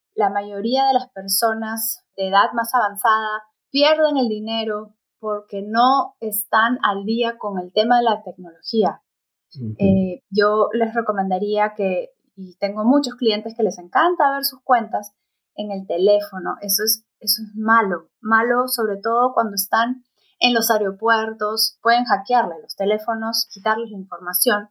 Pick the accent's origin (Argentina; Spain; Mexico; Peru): Peru; Yo soy peruana